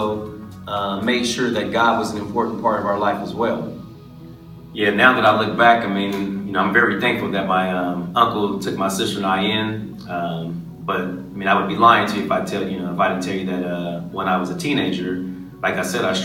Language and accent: English; Los Angeles, California, United States; growing up in Los Angeles